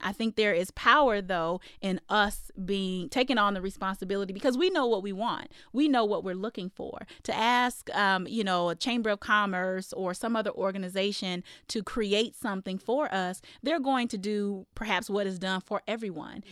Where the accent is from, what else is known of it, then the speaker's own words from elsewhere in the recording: Iowa, United States; now in Arizona, United States; I grew up in Iowa